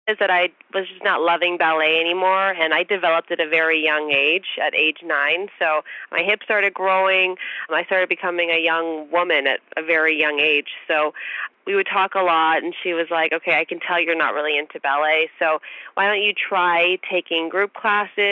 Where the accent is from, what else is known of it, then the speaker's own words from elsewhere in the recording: Bay Area, California, United States; I was born in the Bay Area